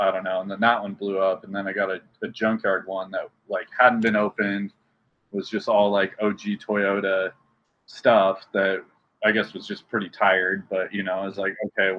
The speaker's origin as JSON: {"language": "English", "region": "Nebraska", "country": "United States", "tie": "born or raised there", "moved": "yes", "said": "I'm originally from Nebraska"}